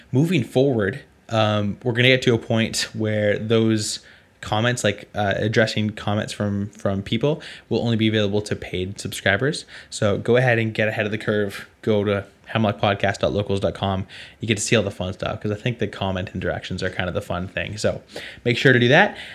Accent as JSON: {"language": "English", "country": "Canada", "said": "I'm from Canada"}